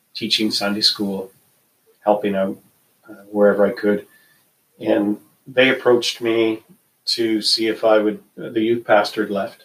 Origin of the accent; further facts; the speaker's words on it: Moose Jaw, Saskatchewan, Canada; moved away as an adult; also born or lived in Eston, Saskatchewan / Veteran, Alberta; Growing up, I grew up in Saskatchewan, in Moose Jaw was home